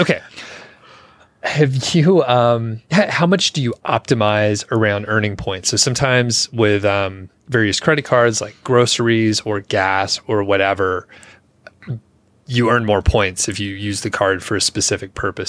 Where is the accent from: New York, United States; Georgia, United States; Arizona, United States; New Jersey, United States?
Georgia, United States; Atlanta; moved away; I'm from Atlanta, so we used to fly Delta 'cause that was, like, the big hub out of there.